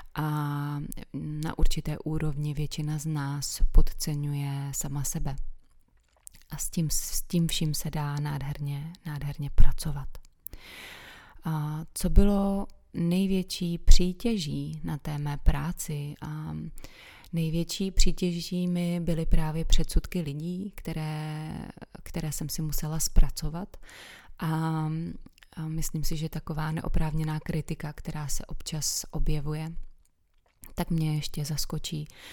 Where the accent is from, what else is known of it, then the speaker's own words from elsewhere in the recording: Czechia; jsem se narodila právě v České republice